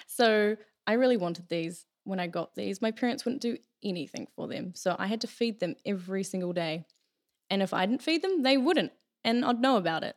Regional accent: Taranaki, New Zealand; I'm originally from Taranaki here. I've always lived here.

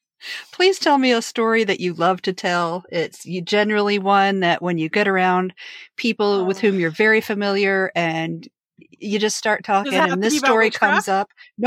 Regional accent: East Coast, United States; I'm from the East Coast

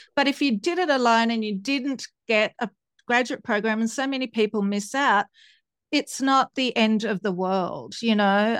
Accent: Tasmania, Australia; also born or lived in Italy / Sydney; I grew up in Tasmania

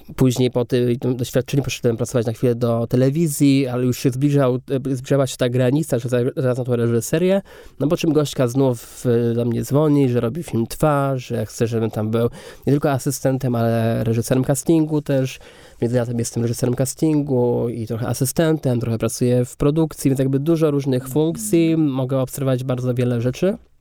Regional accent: Kędzierzyn-Koźle, Opole Voivodeship, Poland; moved away; also born or lived in Katowice; do Kędzierzyna Koźla, gdzie ja się wychowywałem.

